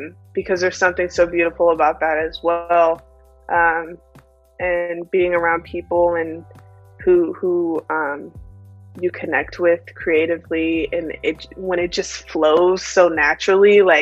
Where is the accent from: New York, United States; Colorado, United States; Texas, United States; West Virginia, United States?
Texas, United States; Austin; I grew up in Austin